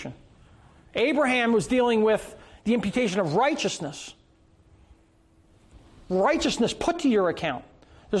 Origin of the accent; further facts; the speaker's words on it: Philadelphia, Pennsylvania, United States; I was born in Philadelphia